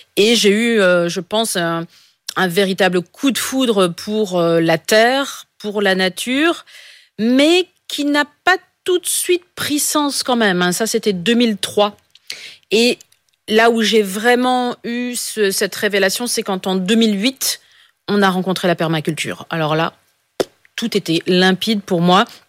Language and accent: French; Pas-de-Calais, Hauts-de-France, France; Je suis, du Pas-de-Calais, donc dans, le Nord